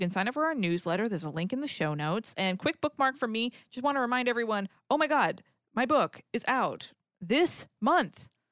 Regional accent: New England, United States; I grew up in New England, so it's wicked cold and snowy

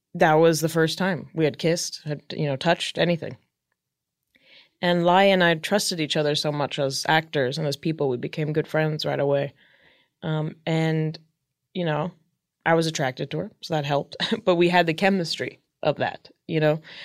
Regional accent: Palm Springs, California, United States; now in Hollywood, United States; born and raised in Palm Springs, California.

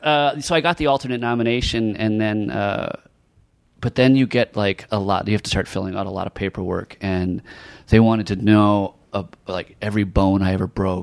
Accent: Milwaukee, Wisconsin, United States

